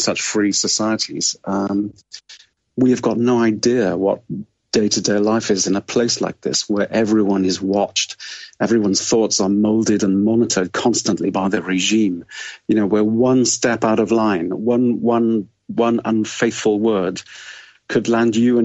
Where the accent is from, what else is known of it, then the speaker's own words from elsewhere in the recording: Wales, United Kingdom; I grew up in Wales.